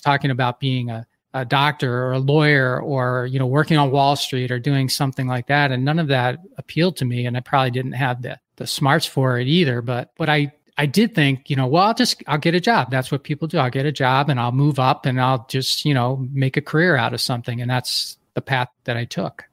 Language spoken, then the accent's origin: English; Philadelphia, Pennsylvania, United States; moved away as an adult; also born or lived in Detroit / New Jersey / Milwaukee, Wisconsin; I grew up in Philadelphia, so I moved to Detroit